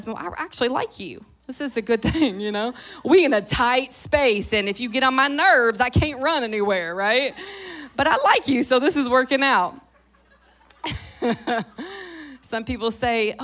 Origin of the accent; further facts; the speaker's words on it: Louisville, Kentucky, United States; moved away; Kentucky has been a significant place for me, not just because I grew up here